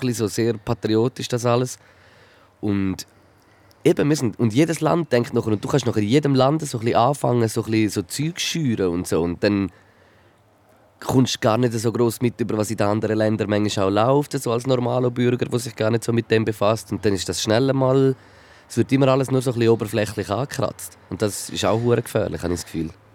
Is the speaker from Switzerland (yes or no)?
yes; Switzerland; wir sehen das ja so als Schweizer